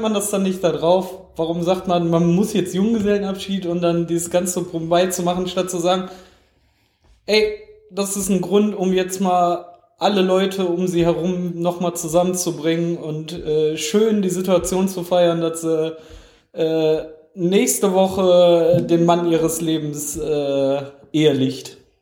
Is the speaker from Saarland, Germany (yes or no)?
no; Essen, North Rhine-Westphalia, Germany; moved away; Ich bin ja in Essen geboren